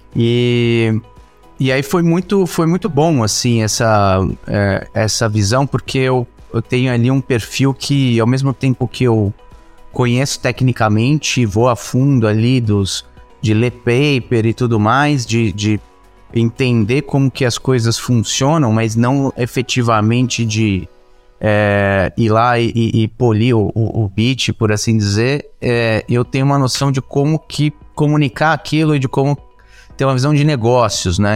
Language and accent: Portuguese; São Paulo, Brazil; eu sou nascido em São Paulo